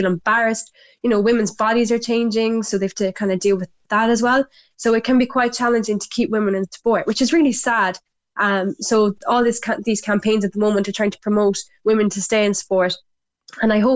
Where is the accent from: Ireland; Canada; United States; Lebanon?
Ireland; back home in Ireland